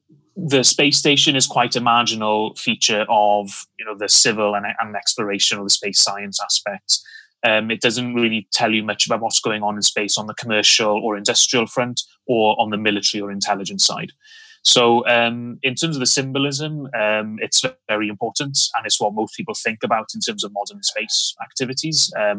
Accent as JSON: {"language": "English", "region": "Wales", "country": "United Kingdom", "said": "Very much so. Yes. as most Welsh people who lived in the 1970s, it was all about the rugby."}